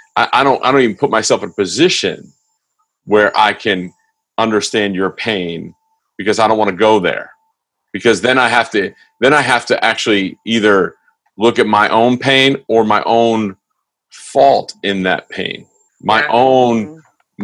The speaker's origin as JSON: {"language": "English", "region": "East Coast", "country": "United States", "tie": "born or raised there", "moved": "yes", "said": "I grew up on the East Coast"}